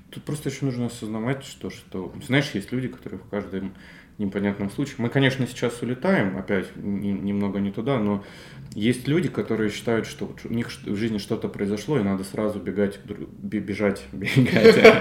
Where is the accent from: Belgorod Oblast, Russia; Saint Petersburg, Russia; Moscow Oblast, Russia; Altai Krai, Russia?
Belgorod Oblast, Russia; Belgorod; я диджитальщик из Белгорода